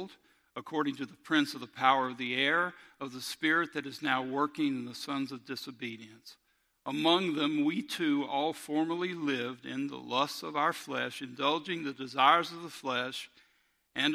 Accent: Robertsdale, Alabama, United States; I grew up in Robertsdale

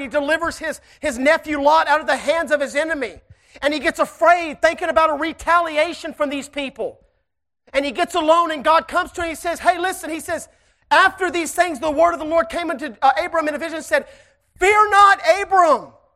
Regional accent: Shreveport, Louisiana, United States; I am from Shreveport, Louisiana

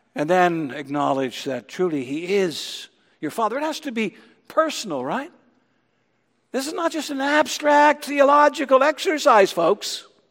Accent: Ontario, Canada; growing up in Ontario

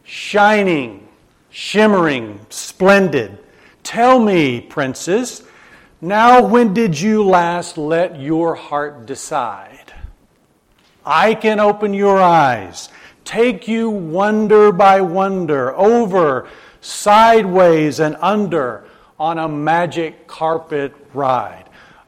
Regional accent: Alabama, United States; accent: Southern; also born or lived in Japan; I grew up in Alabama, used to have a very thick southern accent.

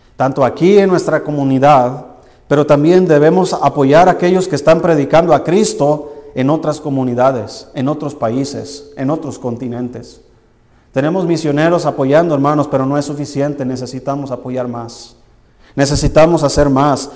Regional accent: Tequila, Jalisco, Mexico; moved away; el Señor me sacó de allá de, un pueblo que se llama Tequila, Jalisco

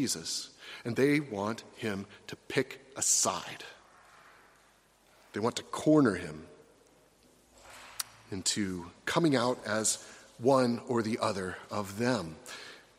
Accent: United States; Americans like me

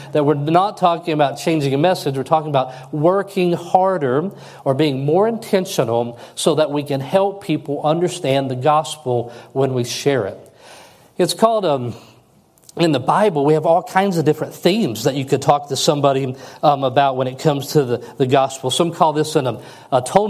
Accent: United States; as an American. I was taught all the way through public school system that we are the best nation in the world

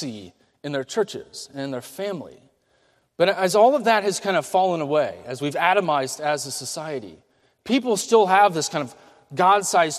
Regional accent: United States; as Americans

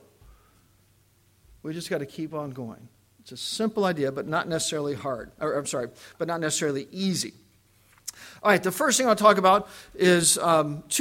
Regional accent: West Virginia, United States; I grew up in West Virginia on what we call the hill.

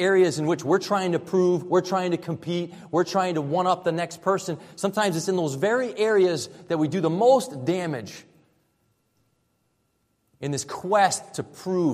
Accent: Rhode Island, United States; moved away as an adult; also born or lived in Florida / Southern California; I moved from Rhode Island, where I grew up here, down to Florida to attend Christian college

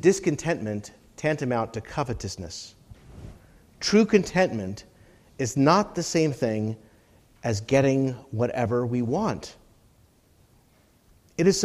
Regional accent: United States

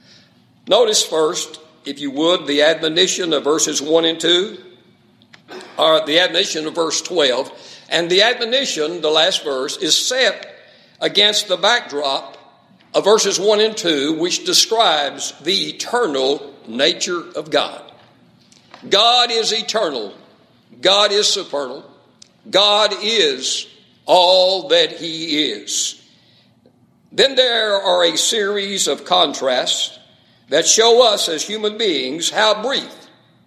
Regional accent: West Texas, United States; He was a West Texas guy all the way, much like myself

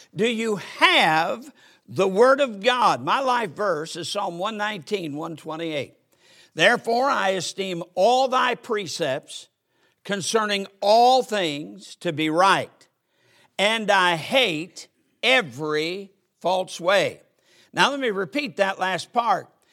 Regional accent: United States; I'm an American. I'm proud to be an American

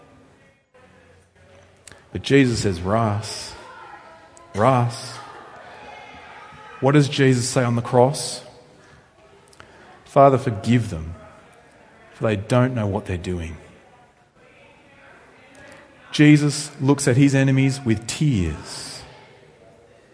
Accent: Australia; You can tell I'm from Australia, I hope, by how I speak. Although Australians have slightly different accents. So I come from rural Australia

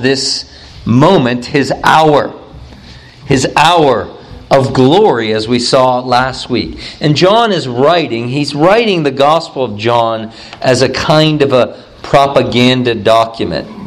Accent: Youngstown, Ohio, United States; I'm from Youngstown, Ohio

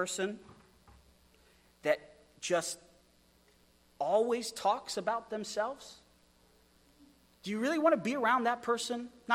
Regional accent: Wyoming, United States; moved away; also born or lived in Idaho; I come from Wyoming, where if you spit, it floods

